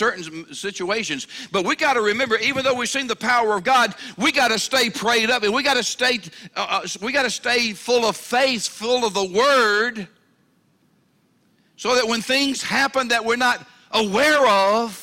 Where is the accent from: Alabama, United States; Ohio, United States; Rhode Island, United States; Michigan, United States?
Alabama, United States; Mobile; I'm from Mobile, Alabama, okay? We're down there around the water